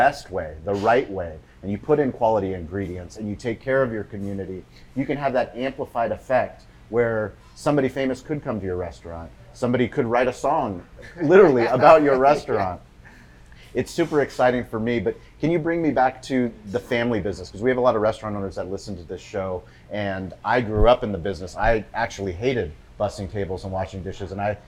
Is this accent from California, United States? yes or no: yes; San Diego, California, United States; I grew up here in San Diego